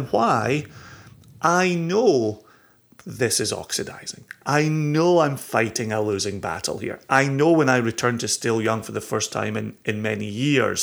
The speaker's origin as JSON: {"language": "English", "region": "Scotland", "country": "United Kingdom", "also_born_or_lived": "Eastern Washington / Olalla, Washington / Virginia", "moved": "yes", "lives_now": "United States", "said": "being Scottish"}